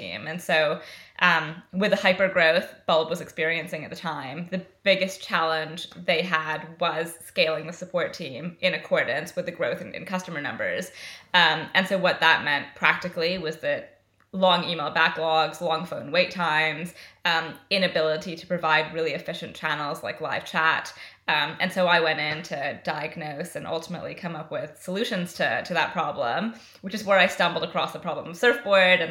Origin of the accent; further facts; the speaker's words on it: Canada; accent: West Coast North American; moved away as an adult; now in London, United Kingdom; I'm Canadian originally. I moved to London 13 years ago. I have not picked up any form of the accent. I have no idea why. I think I just have a really strong West Coast North American accent